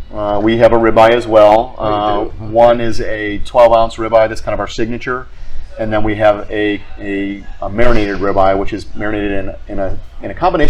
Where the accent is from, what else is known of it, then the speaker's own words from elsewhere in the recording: Akron, Ohio, United States; moved away as an adult; also born or lived in New England; I grew up in Akron, Ohio.